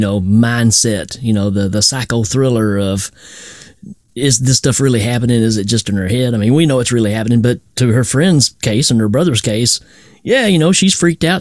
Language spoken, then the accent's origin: English; Tennessee, United States; I'm from Tennessee.